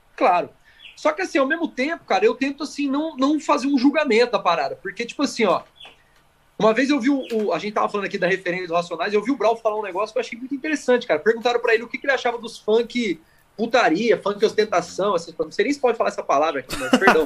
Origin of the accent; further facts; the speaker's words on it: Campinas, São Paulo, Brazil; Eu nasci em Campinas e eu morava ali na, na no Jardim Cristina Ouro Verde